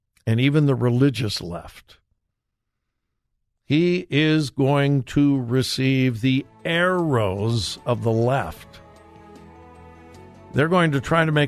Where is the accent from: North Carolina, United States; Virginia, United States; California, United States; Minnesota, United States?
California, United States; Southern; When I was growing up in Southern California, grew up in a wonderful Bible-believing church.